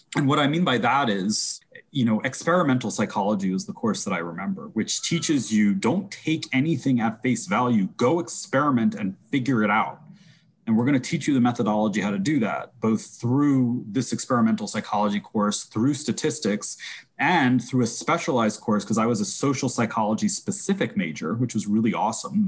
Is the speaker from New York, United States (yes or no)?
yes; New York, United States; I'm definitely a New Yorker.